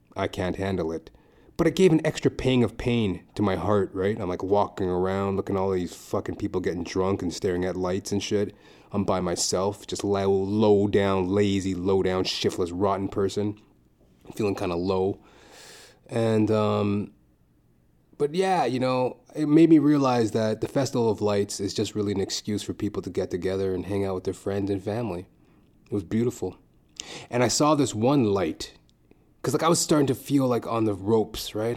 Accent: Trinidad & Tobago; we're Trinidadian.

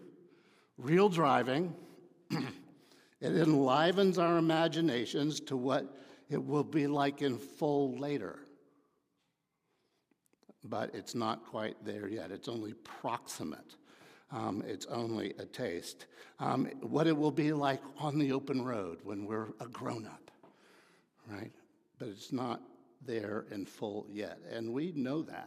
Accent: Dallas, Texas, United States; I grew up in Dallas

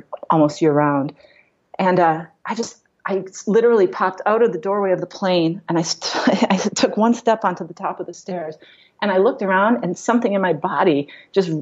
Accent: Wisconsin, United States; moved away as an adult; also born or lived in Madison, Wisconsin / Milwaukee, Wisconsin; born in Madison, Wisconsin, and then I grew up in a small town just north of Madison

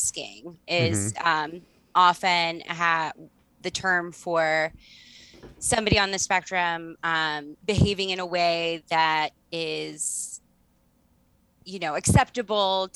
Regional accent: Baltimore, Maryland, United States; also born or lived in Canada; So when I started going to school, I still had a pretty distinctive Canadian accent. I was going to school in Baltimore City

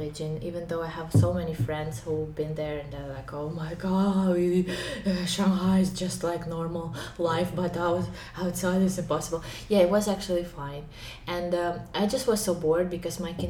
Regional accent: Ukraine; English is a second language; moved away as an adult; now in China; I'm from Ukraine

